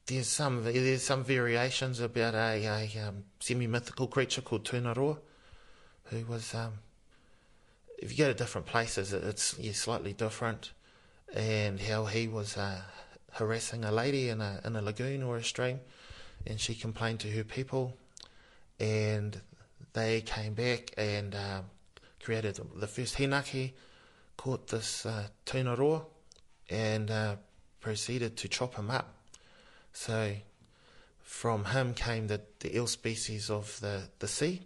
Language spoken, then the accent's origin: English; Masterton, Wellington, New Zealand; I was born down here in Masterton and brought up by my maternal grandmother